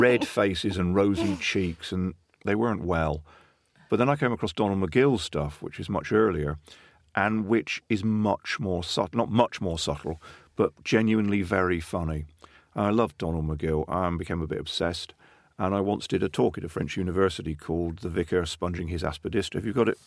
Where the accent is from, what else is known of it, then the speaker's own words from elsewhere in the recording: Plymouth and Exmouth, Devon, South West England, United Kingdom; I grew up in First Plymouth and Exmouth in Devon. So I grew up by the sea